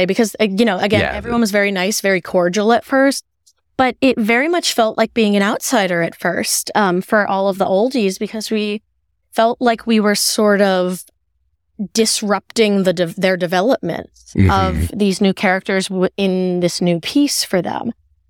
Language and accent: English; Maryland, United States; I'm from Maryland. I'm a really big Ravens fan, my fiance and I.